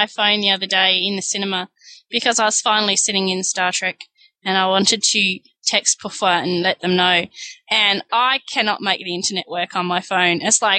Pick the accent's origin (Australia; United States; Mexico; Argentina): Australia; I'm Australian.